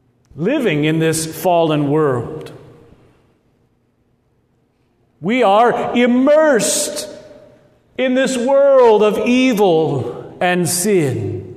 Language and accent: English; Lincoln, Nebraska, United States; accent: Midwestern Nebraska; both my brother Craig and I were raised here in Lincoln. Our parents are both Nebraskans, and they taught us to speak in that normal Midwestern Nebraska accent.